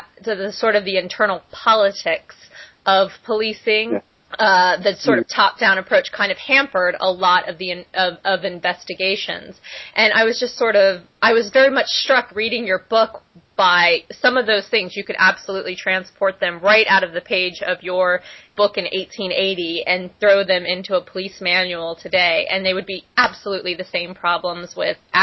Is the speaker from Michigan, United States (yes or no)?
no; Miami, Florida, United States; I'm from Miami originally